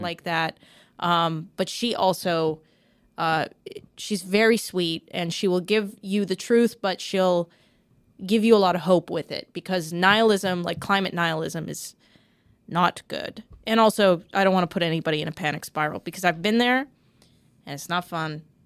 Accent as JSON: {"language": "English", "country": "Canada", "said": "as a Canadian"}